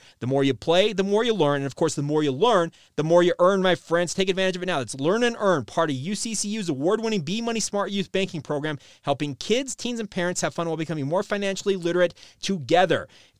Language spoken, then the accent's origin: English; Orem, Utah, United States; so you and I are both from Utah County. I grew up in Orem.